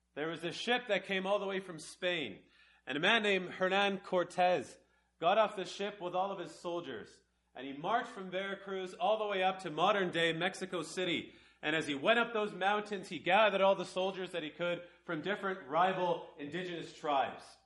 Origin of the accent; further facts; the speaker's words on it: Canada; I'm from Canada